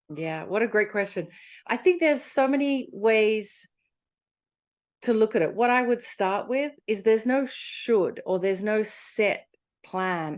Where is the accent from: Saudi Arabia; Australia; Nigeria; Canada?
Australia; moved away as an adult; also born or lived in London / America; I'm Australian